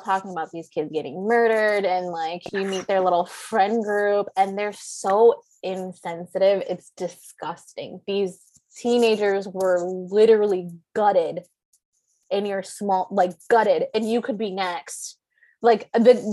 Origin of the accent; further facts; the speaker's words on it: Ludington, Michigan, United States; we grew up in Ludington, Michigan.